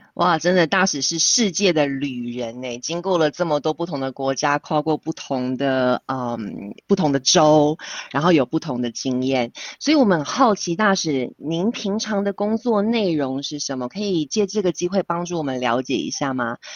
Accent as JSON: {"language": "Chinese", "country": "Taiwan", "moved": "yes", "lives_now": "Switzerland", "said": "但是身为台湾人，我觉得我听到非常骄傲"}